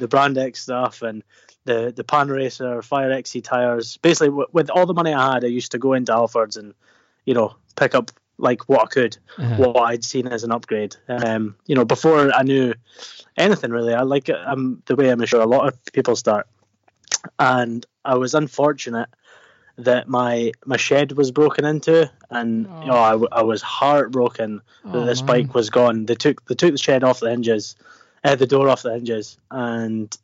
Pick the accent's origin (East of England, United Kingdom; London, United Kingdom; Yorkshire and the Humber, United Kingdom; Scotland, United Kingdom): Scotland, United Kingdom; Dundee; born and bred on the east coast.